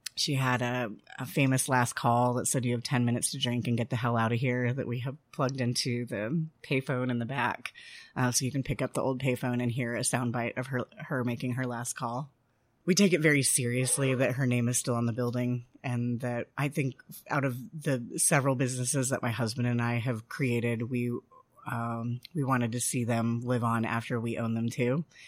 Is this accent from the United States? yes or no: yes; Denver, Colorado, United States; moved away as an adult; also born or lived in Washington, D.C. / Mexico / Eureka Springs, Arkansas; now in Fayetteville, United States; I am not from here. I grew up in Denver.